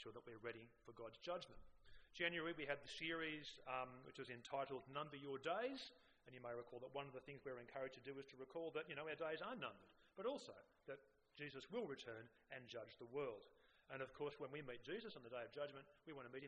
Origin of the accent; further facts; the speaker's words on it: Sydney, New South Wales, Australia; I grew up on the North Shore, and which was a fairly achievement-orientated culture